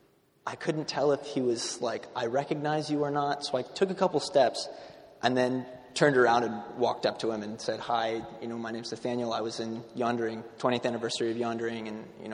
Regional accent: Washington, District of Columbia, United States; moved away as an adult; now in San Francisco, United States; I was born and raised in Washington, D.C.

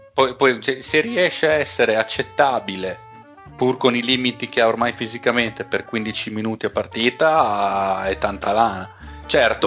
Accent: Bologna, Emilia-Romagna, Italy; Sono di Bologna

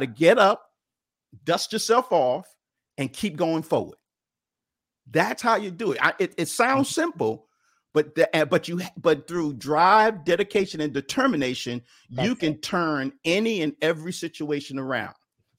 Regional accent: New York City, New York, United States; I grew up in Bedford-Stuyvesant in Brooklyn, New York, and I love sports.

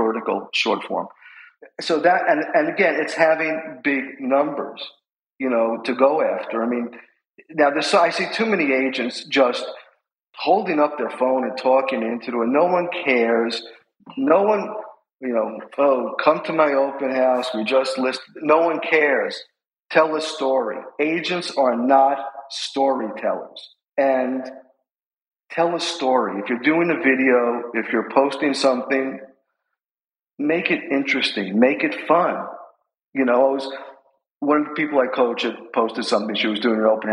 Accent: New York City, New York, United States; moved away as an adult; now in Manhattan Beach, United States; As you can tell from my accent, I'm from New York City

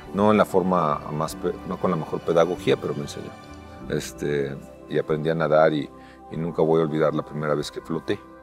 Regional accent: Mexico; also born or lived in California; Soy el primer mexicano que termina la triple corona.

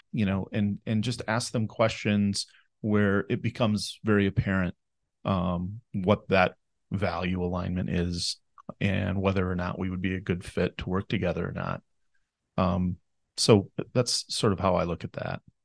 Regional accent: Fairmont, Minnesota, United States; I was born and raised here in Fairmont, Minnesota

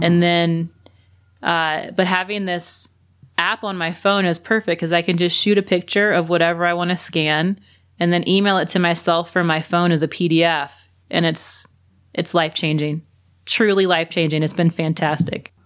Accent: Louisiana, United States; also born or lived in South Carolina / Birmingham, Alabama; now in New Mexico, United States; I'm originally from Louisiana and then was in South Carolina and then Birmingham

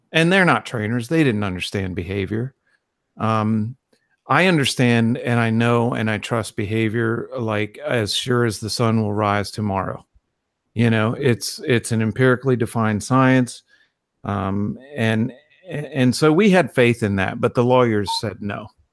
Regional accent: Virginia, United States; moved away; I was in Virginia, nowhere near an ocean

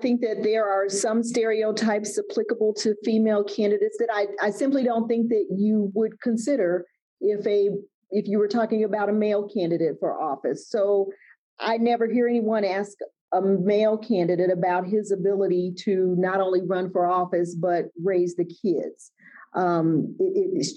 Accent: Gary, Indiana, United States; moved away as an adult; now in Bloomington, United States; I was born and raised in Gary, Indiana

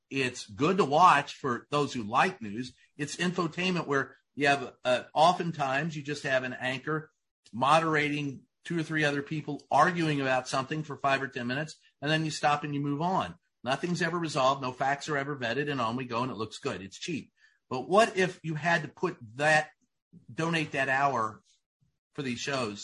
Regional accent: Louisville, Kentucky, United States; my hometown of Louisville, Kentucky

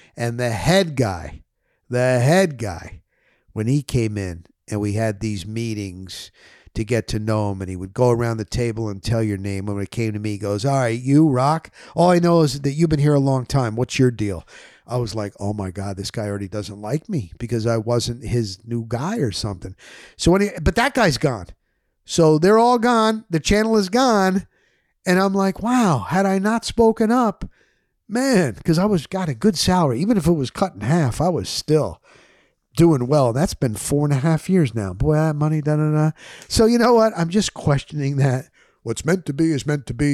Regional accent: New Jersey, United States; moved away as an adult; also born or lived in Florida; I was coming from Jersey

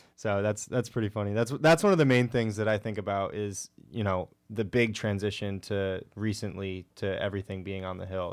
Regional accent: Connecticut, United States; moved away as an adult; I'm from Connecticut

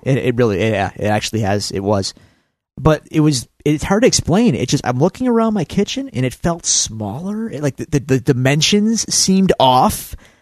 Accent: Buffalo, New York, United States; we're from Buffalo, New York

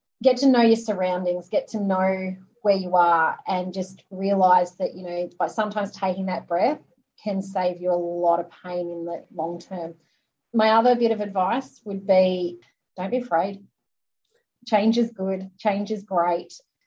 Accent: Australia; being Australian, swimming is what we

